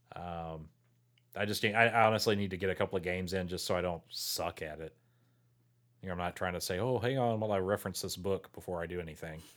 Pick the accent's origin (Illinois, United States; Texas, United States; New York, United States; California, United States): Texas, United States; Port Lavaca; now in Victoria, United States; I grew up in Portland Lavaca, so I wa, not from Victoria.